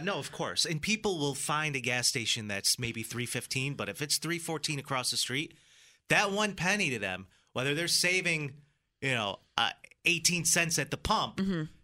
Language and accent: English; Greece, New York, United States; I was born and raised in Greece